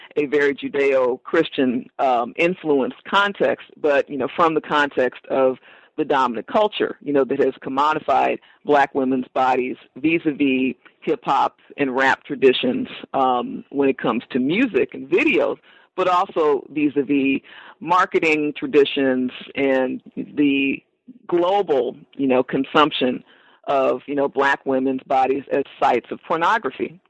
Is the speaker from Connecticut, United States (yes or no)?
no; Los Angeles, California, United States; born or raised there